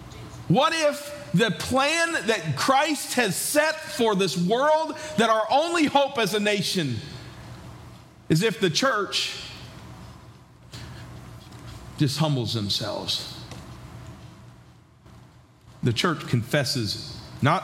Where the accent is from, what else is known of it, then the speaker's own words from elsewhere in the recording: New York, United States; moved away as an adult; also born or lived in Georgia; now in West Virginia, United States; I grew up in New York and spent the last 11 years in Georgia